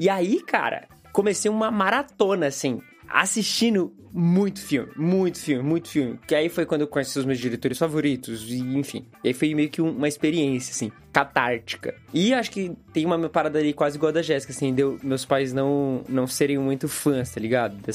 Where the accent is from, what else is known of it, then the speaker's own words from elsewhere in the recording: Japan; Tem a parada, claro, de que eu cresci no Japão, então eu cresci com animes, com desenhos e tal.